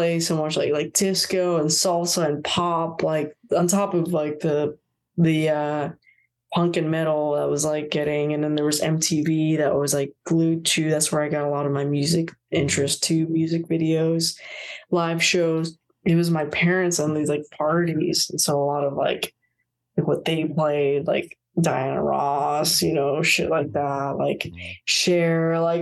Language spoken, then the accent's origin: English; Puerto Rico; moved away; also born or lived in Florida, United States; I grew up in Puerto Rico and Florida